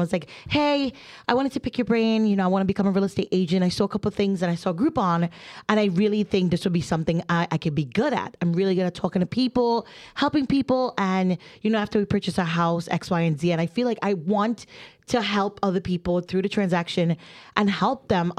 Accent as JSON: {"language": "English", "region": "New Jersey", "country": "United States", "said": "I am from Jersey. I talk with my hands and I'm not aggressive. at all."}